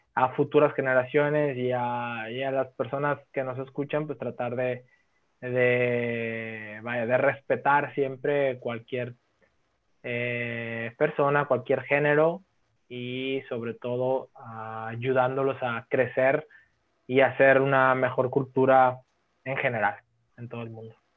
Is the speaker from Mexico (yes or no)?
yes; Mexico; como buen mexicano que soy